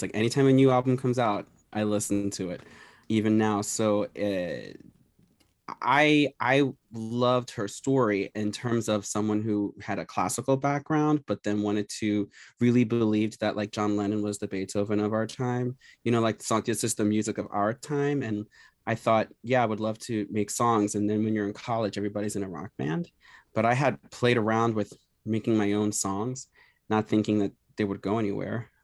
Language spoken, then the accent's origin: English; Philadelphia, Pennsylvania, United States; I grew up here in Philadelphia, born and raised